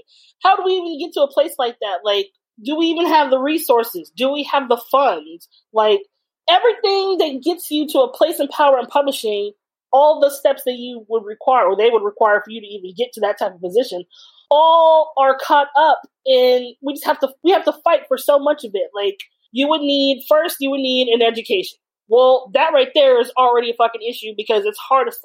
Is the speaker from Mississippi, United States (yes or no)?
no; California, United States; I was born and raised in California